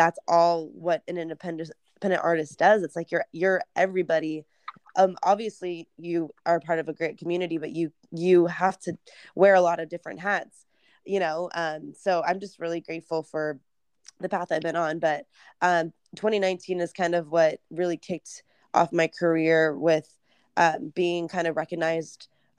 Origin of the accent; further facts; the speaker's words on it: West Coast, United States; And I'm from the West Coast. So I was like, well, I'm going to go check out LA.